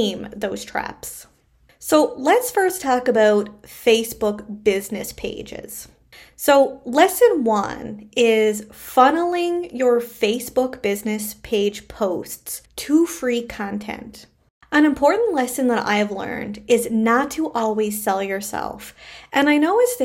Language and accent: English; Canada; I am a Canadian social worker